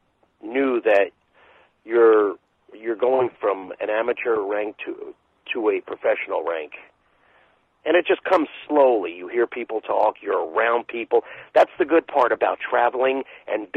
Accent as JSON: {"language": "English", "town": "St. Petersburg", "region": "Florida", "country": "United States", "said": "I'm from St. Petersburg, Florida"}